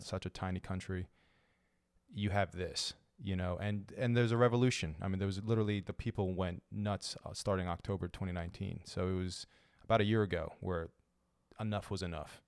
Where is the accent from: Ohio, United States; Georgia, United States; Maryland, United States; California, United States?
Maryland, United States; Baltimore; I'm a Lebanese American citizen, born and raised in Baltimore